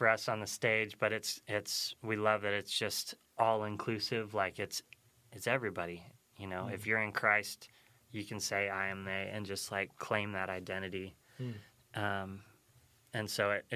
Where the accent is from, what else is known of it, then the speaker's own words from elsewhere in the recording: Nevada, United States; we come from Nevada